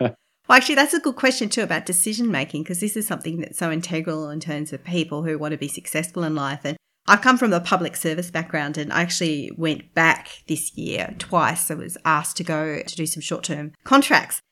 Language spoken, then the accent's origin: English; Brisbane, Queensland, Australia; I'm from Brisbane as well